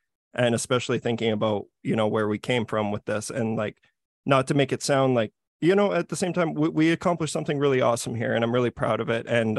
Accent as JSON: {"language": "English", "region": "Saskatchewan", "country": "Canada", "said": "we're from Saskatchewan."}